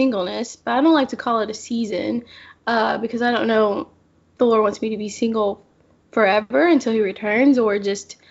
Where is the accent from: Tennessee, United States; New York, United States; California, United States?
Tennessee, United States; Memphis; also born or lived in Jackson; I grew up in Memphis, and then I moved away for about 2 years, not far, to Jackson.